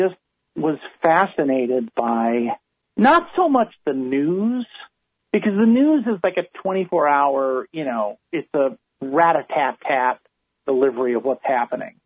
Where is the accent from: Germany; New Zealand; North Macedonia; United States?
United States; Chicago, Illinois; I grew up in Chicago.